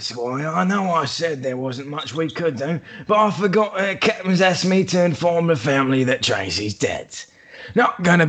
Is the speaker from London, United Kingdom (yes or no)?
yes; London, United Kingdom; moved away; London, you fucking tosser. Before my mother shipped us over here, so anyway.